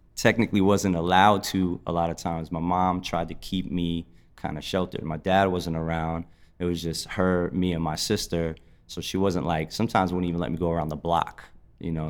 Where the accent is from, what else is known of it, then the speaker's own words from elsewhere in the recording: Passaic, New Jersey, United States; moved away as an adult; also born or lived in Philadelphia / New York; I was born in Passaic, New Jersey, and, uh, grew up pretty much mainly in New Jersey